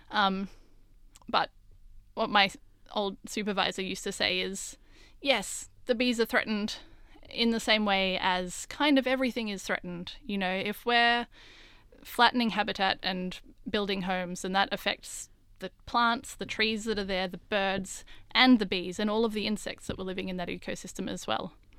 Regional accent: Australia; growing up in Australia

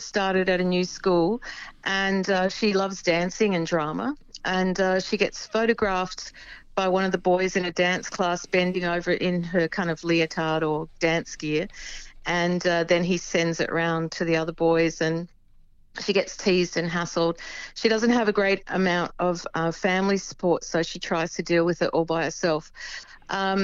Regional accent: Adelaide, South Australia, Australia; I come from Adelaide

